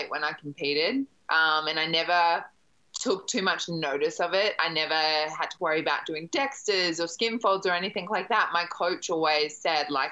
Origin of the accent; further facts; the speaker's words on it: Brisbane, Queensland, Australia; moved away as an adult; I grew up in Brisbane